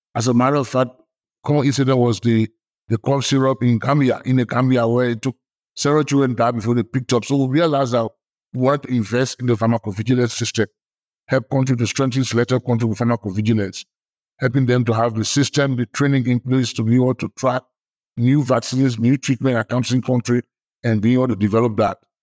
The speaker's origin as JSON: {"language": "English", "country": "Liberia", "said": "I'm from Liberia"}